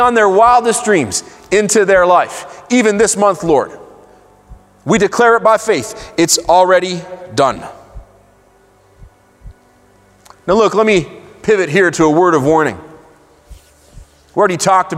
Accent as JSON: {"language": "English", "country": "Israel", "tie": "born or raised there", "said": "I grew up in Israel."}